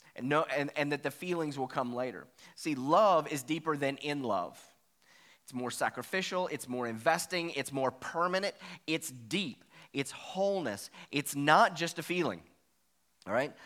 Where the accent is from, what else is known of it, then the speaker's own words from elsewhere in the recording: Virginia, United States; I'm from Virginia, so that's the way we used to talk